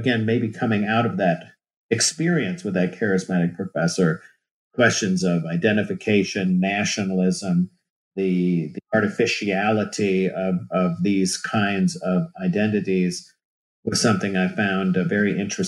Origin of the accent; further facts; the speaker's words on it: New Jersey, United States; moved away as an adult; also born or lived in Michigan; I'm originally from New Jersey